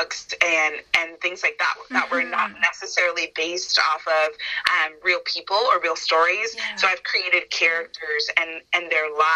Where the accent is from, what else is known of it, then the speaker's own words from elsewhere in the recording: Northern California, United States; moved away as an adult; now in Los Angeles, United States; I didn't want to move home. I'm from Northern California.